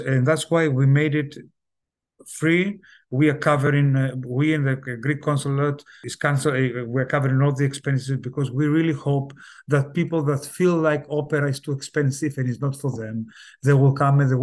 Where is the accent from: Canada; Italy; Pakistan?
Italy; also born or lived in south of Greece; but I grew up in Italy